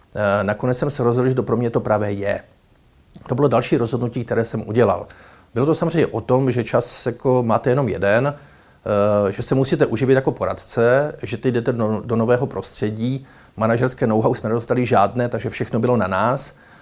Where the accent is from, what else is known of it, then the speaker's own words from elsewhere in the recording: Ostrava region, Moravian-Silesian Region, Czechia; jsem z Ostravska